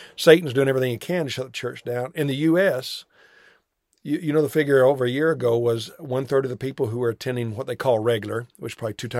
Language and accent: English; United States